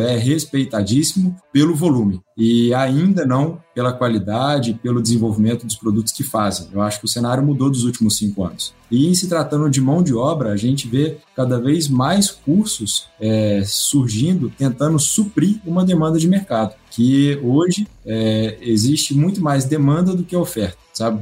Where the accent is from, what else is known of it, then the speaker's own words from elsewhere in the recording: Minas Gerais, Brazil; also born or lived in Serra da Mantiqueira / Juiz de Fora; now in Campinas, Brazil; Eu sou mineiro